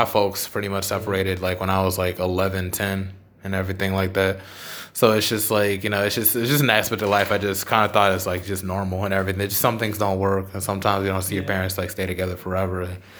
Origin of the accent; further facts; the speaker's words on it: Charlotte, North Carolina, United States; moved away as an adult; now in Durham, United States; Oh, I'm from Charlotte originally. I've been staying in Durham for a while because, you know, school.